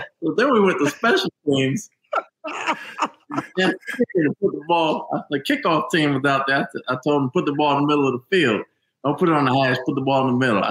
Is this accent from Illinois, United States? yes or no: no; New Jersey, United States; I'm from New Jersey